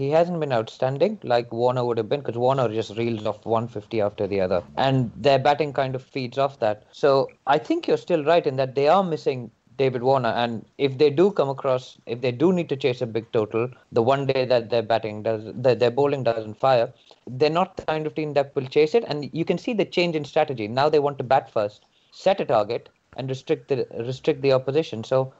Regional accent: Hyderabad, Telangana, India; moved away; I actually spend more time in Hyderabad between school and university. I spent 9 years there in total.

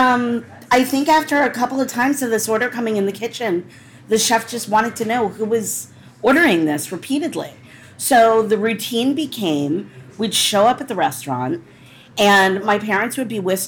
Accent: D.C., Maryland, United States; also born or lived in Washington, D.C.; I grew up outside of Washington, D.C. I was born downtown and raised in Maryland

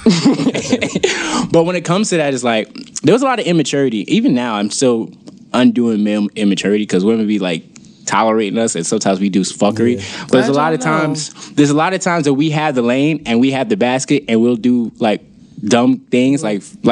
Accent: New York City, New York, United States; also born or lived in Queens, New York / Brooklyn, New York; I grew up in Queens. So when I grew up in Queens, I moved to Brooklyn around like the third or fourth grade

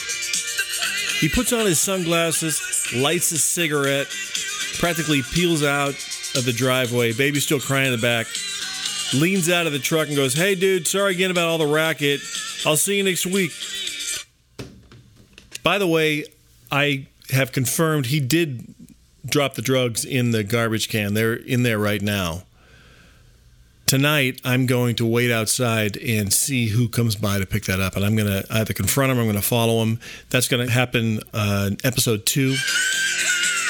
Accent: Arizona, United States; when I grew up in Arizona

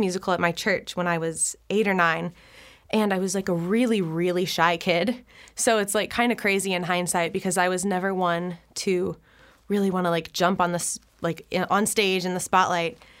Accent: Flower Mound, Texas, United States; moved away as an adult; now in Nashville, United States; I was born and raised in Flower Mound, Texas

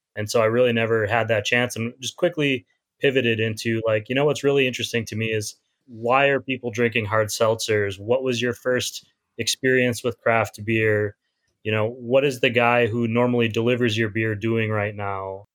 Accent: Midwest, United States; moved away as an adult; also born or lived in New York / Pittsburgh / Chicago / Pasadena; now in San Diego, United States; as a Midwesterner

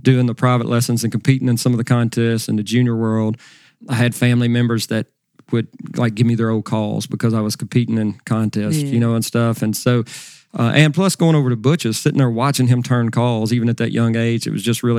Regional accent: Stuttgart, Arkansas, United States; I was born in Stuttgart here, which duck hunting and duck calling is a big deal

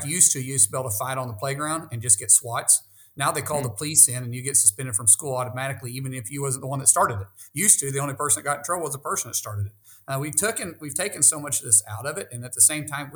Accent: Oklahoma, United States; I'm a guy from Oklahoma first.

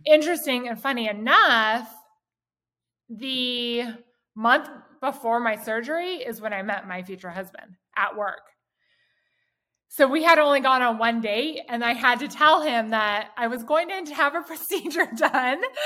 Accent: Southern California, United States; I grew up here in Southern California.

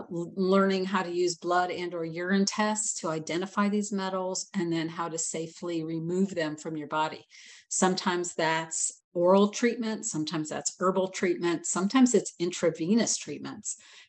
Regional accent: Atlanta, Georgia, United States; But I'm from Atlanta.

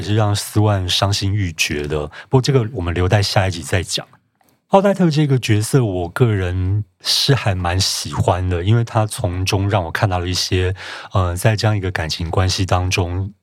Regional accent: Taiwan; 我们台湾人对晶晶体应该还有一点点概念

